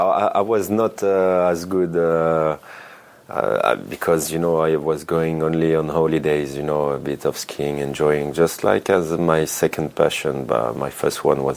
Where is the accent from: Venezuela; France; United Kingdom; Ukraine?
France; Grenoble, Auvergne-Rhône-Alpes; English is a second language; moved away as an adult; also born or lived in Chambéry; now in Italy; I come from the mountains. I was born in Chambéry. And I grew up in Grenoble, so like basically 30 minutes from the skiing station.